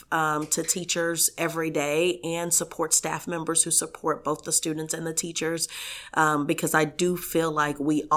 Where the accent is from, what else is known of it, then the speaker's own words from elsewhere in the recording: Tulsa, Oklahoma, United States; I'm a Tulsan. I grew up in North Tulsa